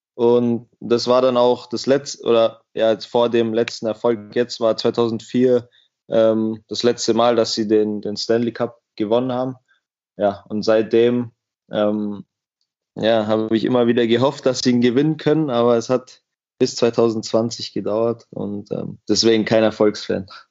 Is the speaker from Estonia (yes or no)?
no; Miesbach, Bavaria, Germany; also born or lived in United States; in der Stadt, wo ich, wo ich aufgewachsen bin